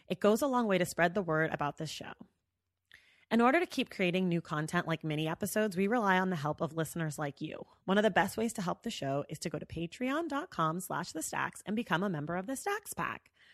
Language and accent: English; the Bay Area, California, United States; also born or lived in New York; now in Los Angeles, United States; I'm also from the Bay